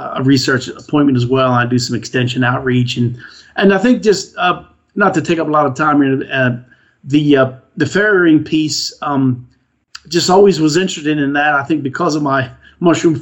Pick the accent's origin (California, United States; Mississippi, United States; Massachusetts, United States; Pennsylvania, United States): Pennsylvania, United States; I grew up in Pennsylvania, and my father was a mushroom farmer